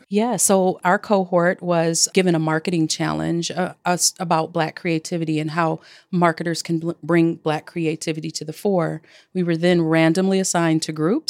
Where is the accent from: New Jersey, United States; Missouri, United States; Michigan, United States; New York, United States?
Michigan, United States; Detroit; also born or lived in Flint, Michigan / Chicago, Illinois; my hometown, Detroit, Michigan, by way of Flint, Michigan. And uh, I, but I've lived in Chicago as well for 15 years